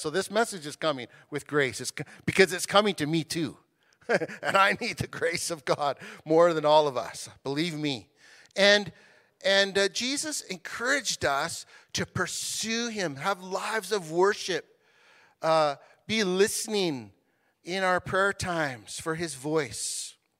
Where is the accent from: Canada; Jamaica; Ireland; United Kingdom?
Canada; as Canadian citizens